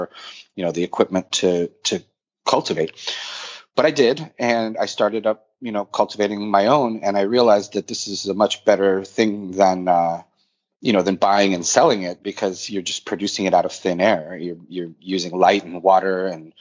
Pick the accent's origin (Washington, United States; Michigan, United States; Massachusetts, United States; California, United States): Massachusetts, United States; Boston; also born or lived in St. Petersburg, Russia; now in New York City, United States; I was born in St. Petersburg, Russia. I grew up in Boston and live in New York City for the last 20 years.